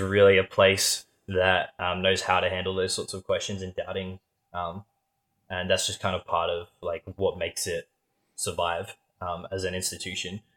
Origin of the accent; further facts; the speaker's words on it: Australia; we're Australian